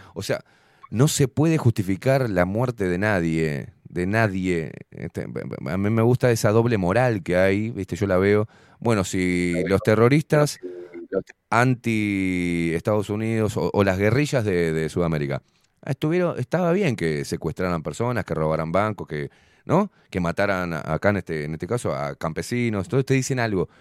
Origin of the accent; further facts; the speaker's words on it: Argentina; now in Uruguay; soy uruguayo, me crié en Argentina.